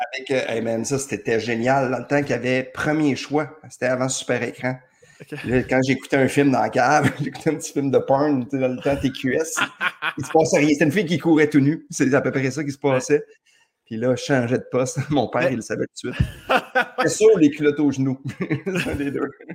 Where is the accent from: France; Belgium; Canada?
Canada; Saint-Jérôme, Quebec; moved away; Je suis né à Saint-Jérôme